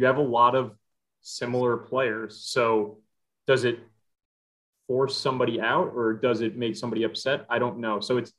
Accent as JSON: {"language": "English", "region": "New Jersey", "country": "United States", "said": "I'm from Jersey."}